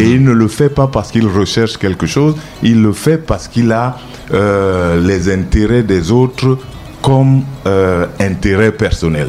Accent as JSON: {"language": "French", "country": "Cameroon", "said": "je ne suis pas camerounais d'origine, je suis camerounais"}